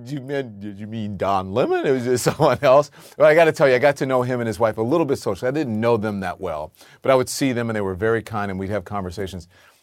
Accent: Louisiana, United States; But I grew up in Louisiana, came from nothing.

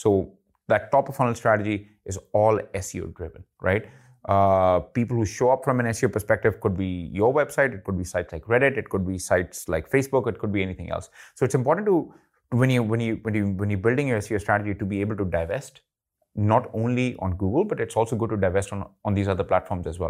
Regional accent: India; I'm Indian

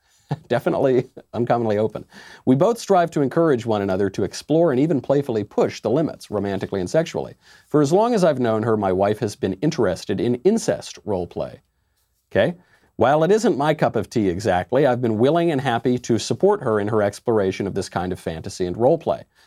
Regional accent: New York, United States; as a New Yorker

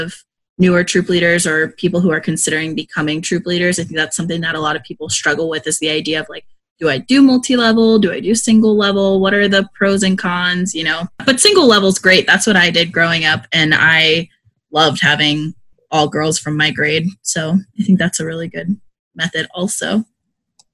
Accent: Gettysburg, Pennsylvania, United States; now in Arizona, United States; I am from Pennsylvania, but actually, like, Gettysburg, so not close. But, I mean, I'm in Arizona now

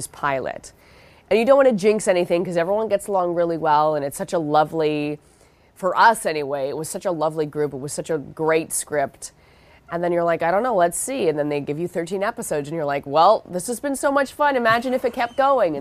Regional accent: Vancouver, British Columbia, Canada; I grew up in Vancouver, and I did theater in high school

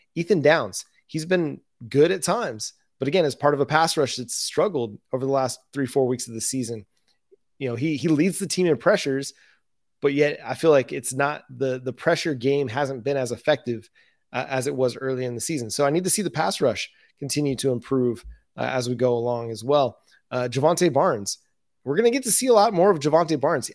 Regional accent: West Coast, United States; also born or lived in Texas; now in Oklahoma, United States; growing up on the West Coast in the, in the desert, living in Texas and now Oklahoma

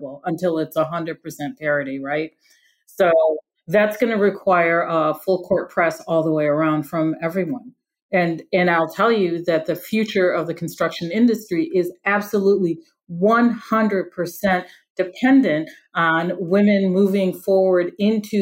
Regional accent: Detroit, Michigan, United States; I'm from the Detroit area

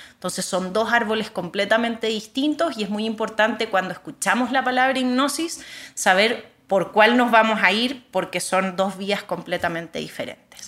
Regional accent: Chile; moved away as an adult; also born or lived in Bihar, India; Yo nací en Chile y ahí crecí, terminé la escuela

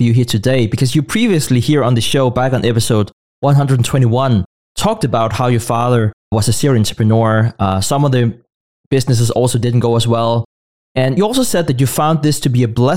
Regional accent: Denmark; growing up in Denmark

